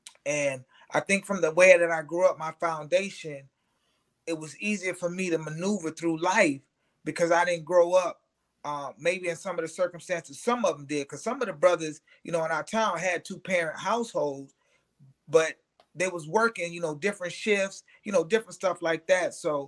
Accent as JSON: {"language": "English", "town": "Aurora", "region": "Illinois", "country": "United States", "tie": "born or raised there", "said": "I grew up in Aurora, Illinois. It's like the second largest city in the state of Illinois, a western suburb of Chicago."}